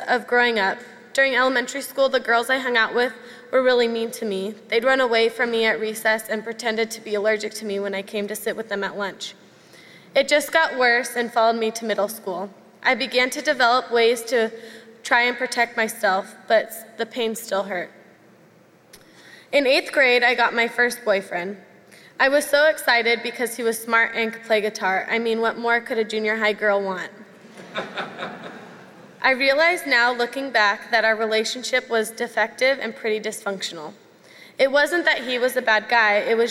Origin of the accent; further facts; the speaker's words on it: Camarillo, California, United States; now in Mission Viejo, United States; As a child, I grew up here in Saddleback Valley. Then right before I started kindergarten, my family and I left Mission Viejo and headed up north to a town called Camarillo